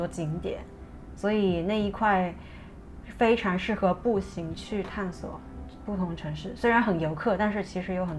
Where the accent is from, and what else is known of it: China; English is a second language; moved away as an adult; also born or lived in Beijing / London / Shenzhen / Hong Kong